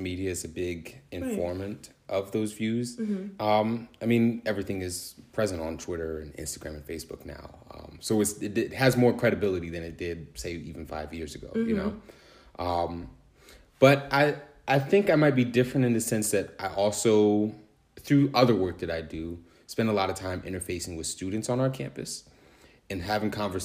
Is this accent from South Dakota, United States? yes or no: no; Manassas, Virginia, United States; I'm from Northern Virginia, Manassas, Virginia in particular